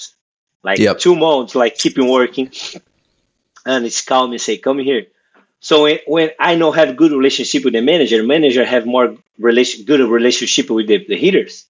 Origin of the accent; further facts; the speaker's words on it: Brazil; English is a second language; moved away as an adult; I'm from Brazil